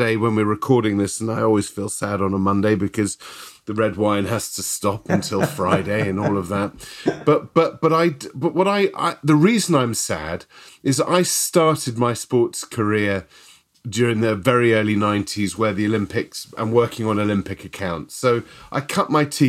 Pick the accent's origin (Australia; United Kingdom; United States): United Kingdom; I'm British